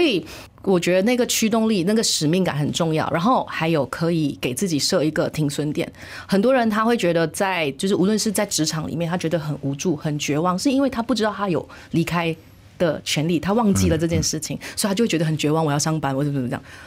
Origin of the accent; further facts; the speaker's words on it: Malaysia; 我身为马来西亚人，我这个年龄了